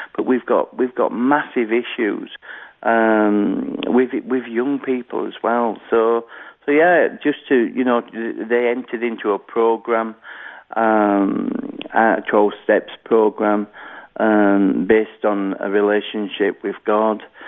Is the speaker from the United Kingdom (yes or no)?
yes; Halifax, Yorkshire and the Humber, United Kingdom; I was born in Halifax, uh, West Yorkshire, here in the United Kingdom.